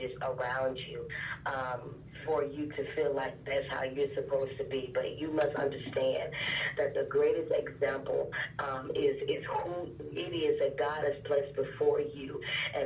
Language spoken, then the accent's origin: English; Memphis, Tennessee, United States; now in Atlanta, United States; I am originally from Memphis, Tennessee, by way of West Memphis, Arkansas, and I'm now in Atlanta